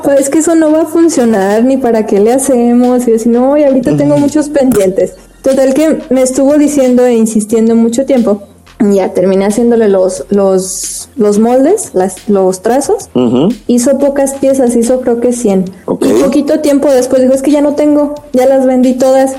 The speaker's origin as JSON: {"language": "Spanish", "country": "Mexico", "said": "nos sentimos muy orgullosos de ser mexicanos"}